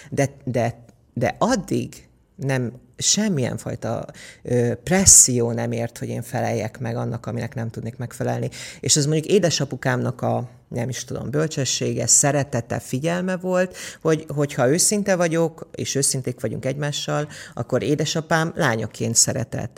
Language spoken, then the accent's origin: Hungarian; Érd, Pest, Hungary; also born or lived in Budapest / Mezőkövesd (parents' origin) / England; érd, érden laktunk, ja, Pestre Pestnek számítom magam, mert óvodába, iskolába ér, Pestre jártam.